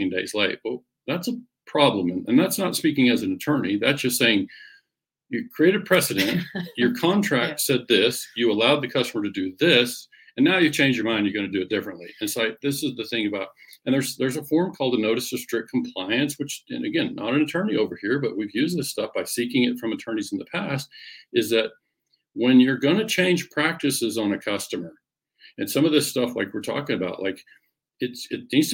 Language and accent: English; Oklahoma, United States; growing up in Oklahoma